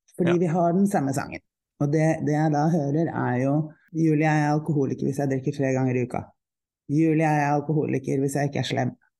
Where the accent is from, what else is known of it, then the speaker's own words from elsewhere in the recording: Oslo, Norway; also born or lived in Nesodden; Jeg er, eh, jeg er fra Oslo. Jeg er oppvokst i eh, teatermiljøet